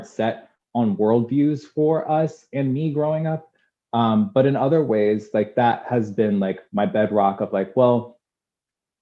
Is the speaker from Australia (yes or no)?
no; Durham, North Carolina, United States; I was born in Durham, North Carolina